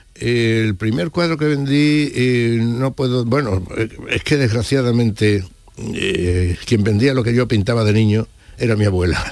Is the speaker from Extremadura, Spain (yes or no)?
yes; Badajoz, Extremadura, Spain; moved away as an adult; now in Seville, Spain; Yo nací en Badajoz, es cierto, pero allí eh, me aireé solo porque con 5 y 8 años murieron mi padre y mi madre